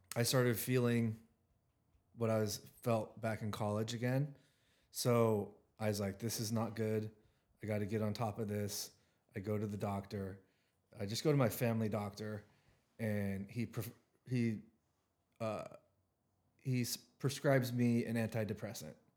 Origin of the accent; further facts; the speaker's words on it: Richland, Washington, United States; I'm from the Tri-Cities. I live, I grew up in Richland, Washington